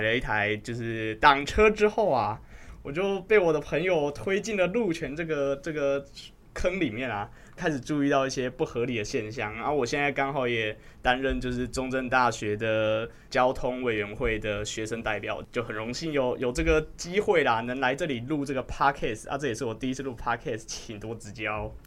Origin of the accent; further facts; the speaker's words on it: Kaohsiung, Taiwan; 我来自高雄